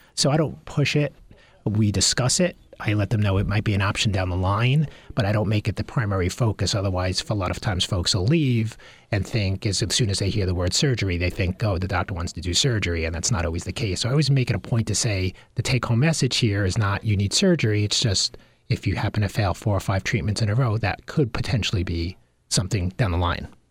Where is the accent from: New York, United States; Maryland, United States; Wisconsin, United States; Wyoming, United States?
New York, United States; Long Island; I grew up on Long Island